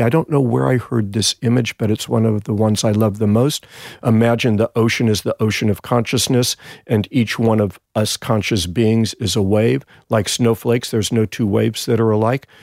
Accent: Los Angeles, California, United States; moved away as an adult; now in Sydney, Australia; back in Encino, my hometown

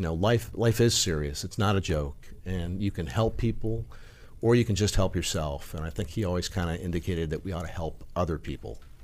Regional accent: Omaha, Nebraska, United States; Omaha, Nebraska.

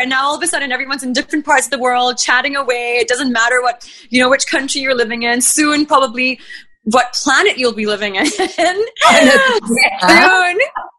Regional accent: Bahrain; moved away as an adult; also born or lived in Sydney, Australia / Sri Lanka; now in India; I grew up in the Middle East. So that was in Bahrain. I studied there, I schooled there, and then I did my university in Australia, in Sydney

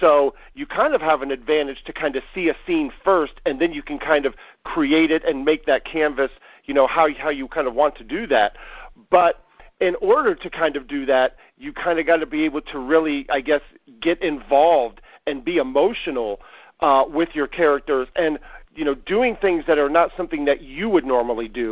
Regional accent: Columbus, Ohio, United States; I was born and raised in Columbus, Ohio, so I'm Midwest

